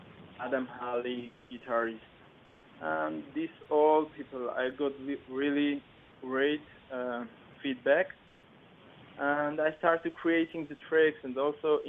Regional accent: Armenia; moved away as an adult; I born in Armenia and raised in my home country of Armenia

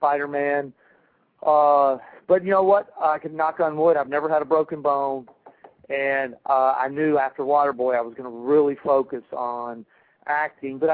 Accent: Birmingham, Alabama, United States; moved away as an adult; I'm from Birmingham, Alabama.

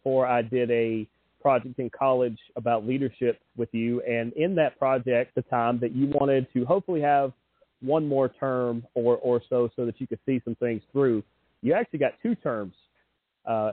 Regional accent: Dallas, Georgia, United States; my hometown, Dallas, Georgia

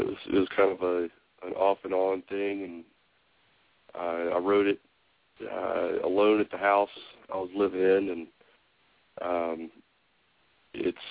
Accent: Tennessee, United States; I'm from Tennessee

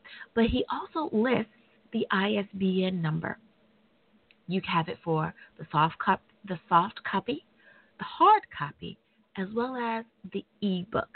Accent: United States; my home country, the U.S. of A.

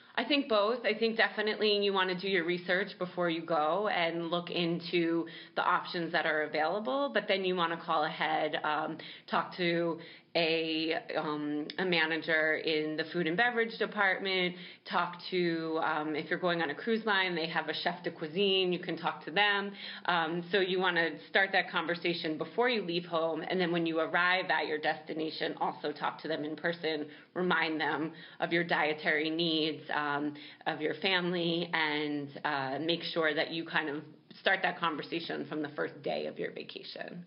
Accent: New York City, New York, United States; I'm a New Yorker and I just love New York City.

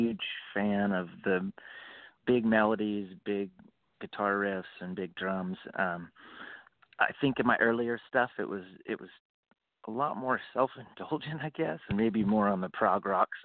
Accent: Boise, Idaho, United States; moved away as an adult; I grew up in Boise, Idaho

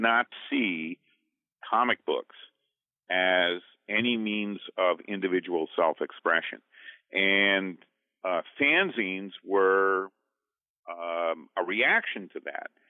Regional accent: Duxbury, Vermont, United States; I'm from Duxbury, Vermont

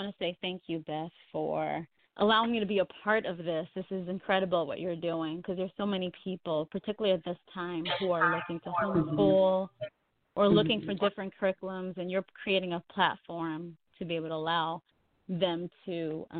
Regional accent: New York, United States; moved away as an adult; now in Georgia, United States; I'm from New York, and my family and I, we relocated to Georgia about 3 years ago

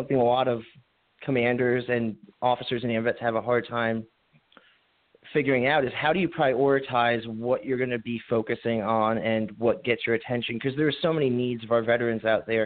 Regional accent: Highland Falls, New York, United States; I myself actually was born and raised in Highland Falls, New York, originally

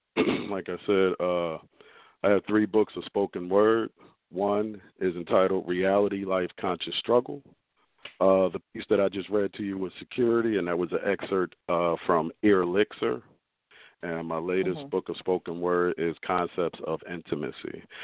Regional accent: Philadelphia, Pennsylvania, United States; I'm a poet. I'm an author from South Philadelphia.

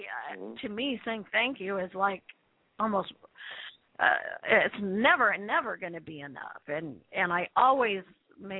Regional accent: Calgary, Alberta, Canada; I grew up in Calgary

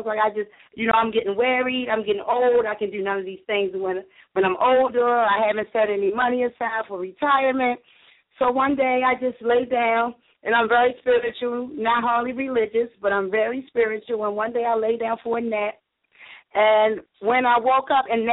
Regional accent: Baltimore, Maryland, United States; I was born and raised in Baltimore City

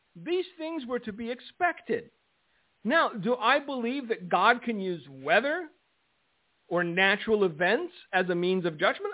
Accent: United States; I am an American

